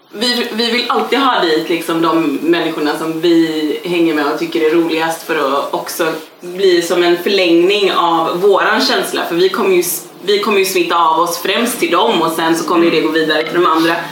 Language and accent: Swedish; Gothenburg, Västra Götaland, Sweden; vi växte upp på hissingen i Göteborg, det var inte ovanligt ändå.